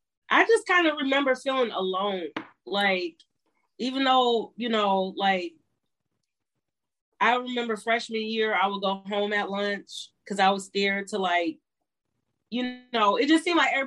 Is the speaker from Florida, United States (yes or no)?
no; Minnesota, United States; also born or lived in Guam / Connecticut, United States / New York, United States / Philadelphia, United States; So after that, when he left the service, we came back east. I remember vaguely being in Connecticut for a short time, and then New York, upstate New York, and Philadelphia, and then Minnesota since I was 14. I really feel like I'm from Minnesota though.